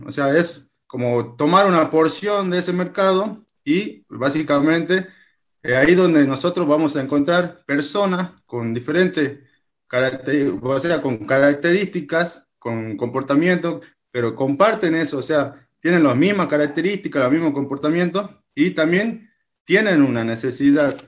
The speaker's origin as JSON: {"language": "Spanish", "region": "Jujuy", "country": "Argentina", "said": "soy de Argentina, tengo 34 años, eh, actualmente tengo mi, trabajo tradicional, soy policía, policía de la provincia de Jujuy, en Argentina"}